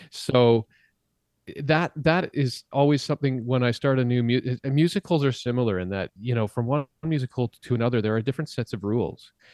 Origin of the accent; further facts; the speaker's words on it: Saskatchewan, Canada; I grew up in a, in a very small town in Saskatchewan where, um, in Saskatchewan, Canada